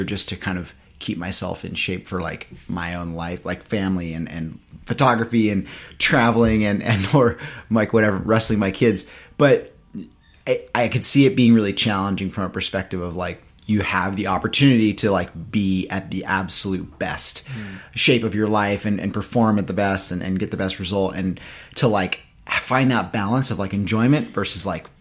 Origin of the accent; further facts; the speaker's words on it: Central Coast of California, United States; growing up on the Central Coast of California